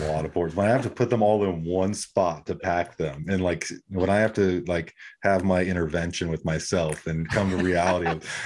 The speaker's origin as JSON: {"language": "English", "town": "San Diego", "region": "California", "country": "United States", "tie": "born or raised there", "said": "when I was growing up in San Diego"}